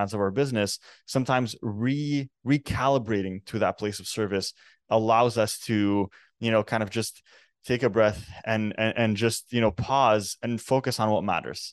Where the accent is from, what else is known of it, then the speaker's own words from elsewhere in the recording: Canada; I'm actually born and raised in Canada. My parents are originally Lebanese